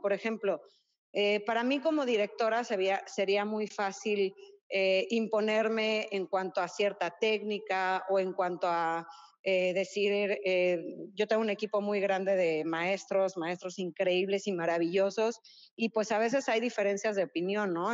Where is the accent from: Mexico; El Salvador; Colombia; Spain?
Mexico; Mexico City; now in Cancún, Mexico; que somos este, chilangos de corazón